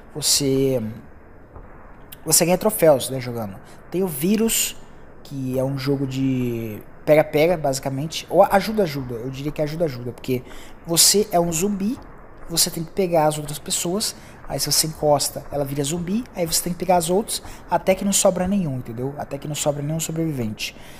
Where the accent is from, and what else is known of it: Brazil